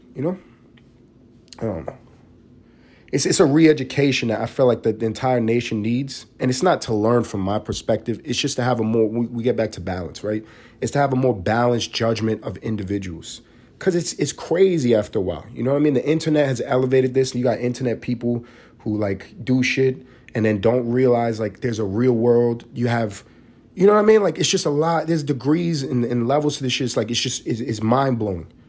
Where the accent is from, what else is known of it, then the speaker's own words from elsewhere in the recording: New York City, New York, United States; moved away as an adult; also born or lived in Los Angeles; now in Atlanta, United States; I grew up in East Harlem